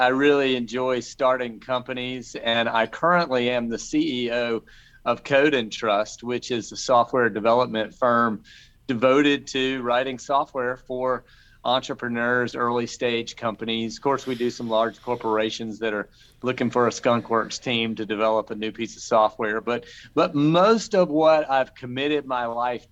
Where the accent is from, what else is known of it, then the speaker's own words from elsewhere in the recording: Charleston, South Carolina, United States; my hometown of Charleston, South Carolina